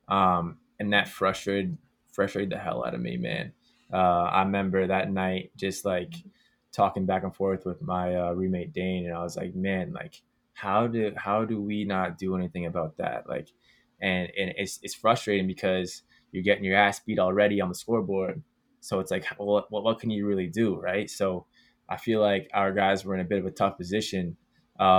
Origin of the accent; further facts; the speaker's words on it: Canada; being Canadian and playing lacrosse